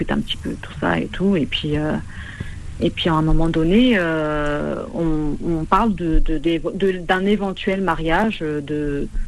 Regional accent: Tlemcen, Tlemcen Province, Algeria; moi je viens de Timsen. Je sais pas si vous l'avez deviné avec l'accent, mais

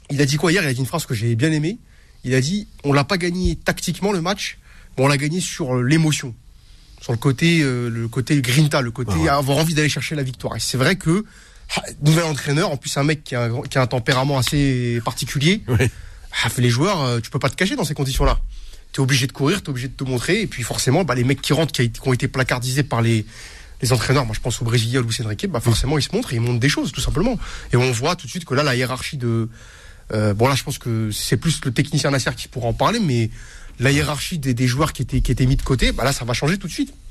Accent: Île-de-France, France; Bon, déjà, déjà, moi, je suis parisien. Oui. Je suis du 93. Oui. Et fier de l'être.

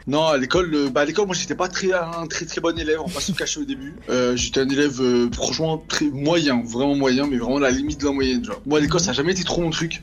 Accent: Grenoble, Auvergne-Rhône-Alpes, France; also born or lived in Paris; je suis originaire de Grenoble, dans la cité de Villeneuve

